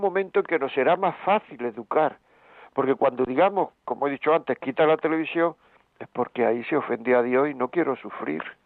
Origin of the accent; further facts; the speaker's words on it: Granada, Andalusia, Spain; yo soy de Granada